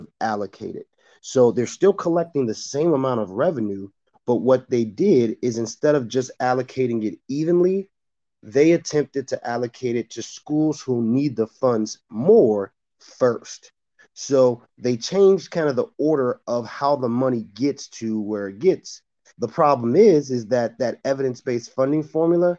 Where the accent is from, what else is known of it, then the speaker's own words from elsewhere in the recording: Park Forest, Illinois, United States; growing up in the Chinese house of Park Forest